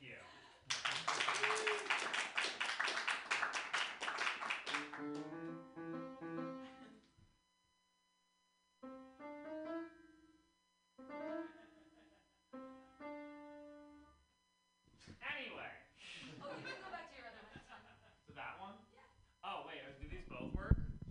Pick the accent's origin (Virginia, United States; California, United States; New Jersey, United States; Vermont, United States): Vermont, United States; I'm from Vermont.